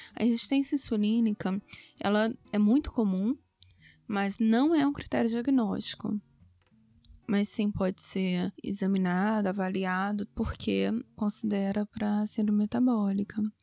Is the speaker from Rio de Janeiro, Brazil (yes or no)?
yes; Rio de Janeiro, Brazil; Eu sou do Rio de Janeiro, meu consultório é no Leblon